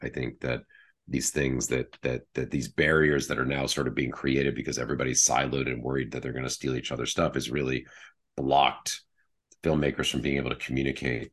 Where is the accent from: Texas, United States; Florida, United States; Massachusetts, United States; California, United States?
Massachusetts, United States; Wellesley; moved away as an adult; also born or lived in London; I was raised just outside Boston in Wellesley, Massachusetts